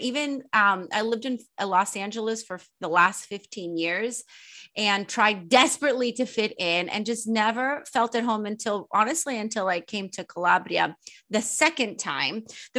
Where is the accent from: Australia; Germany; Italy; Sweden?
Sweden; moved away as an adult; also born or lived in Poland; now in United States; I was born in the States, but when I was five, I moved to Sweden with my Polish stepfather. It's very random. And I grew up half in Sweden and half in Poland until I was 18. And then I moved back to the States